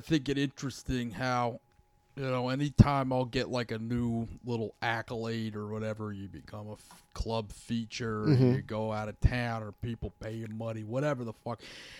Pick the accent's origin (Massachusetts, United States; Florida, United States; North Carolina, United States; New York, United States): Florida, United States; Miami; I was born in Miami.